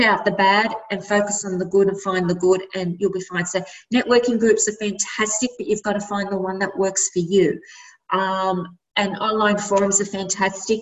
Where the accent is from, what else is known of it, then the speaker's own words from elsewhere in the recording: Sydney, New South Wales, Australia; Born and bred in Redfern, which is why I named my brand Redfern